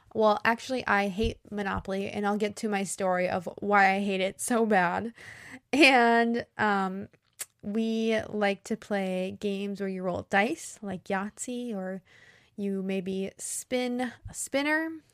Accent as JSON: {"language": "English", "country": "United States", "said": "I'm an American English teacher"}